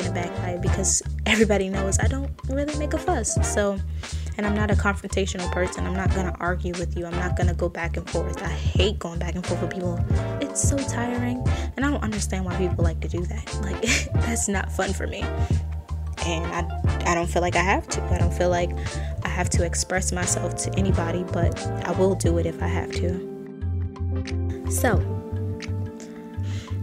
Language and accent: English; Baltimore, Maryland, United States; I'm from Baltimore, Maryland, and I'm only 22